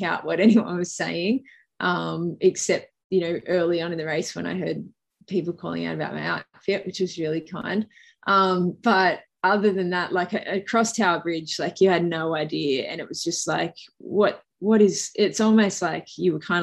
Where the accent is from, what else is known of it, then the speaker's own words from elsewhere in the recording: Australia; accent: Bogan; also born or lived in New York, United States; I'm definitely Australian. It's my Bogan voice, but I was born there and I spent the first sort of probably 12 months of my life there